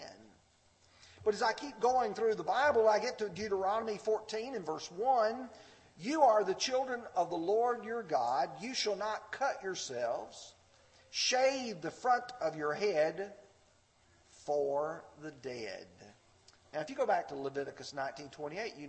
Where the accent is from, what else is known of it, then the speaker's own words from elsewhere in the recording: the South, United States; when I grew up in the South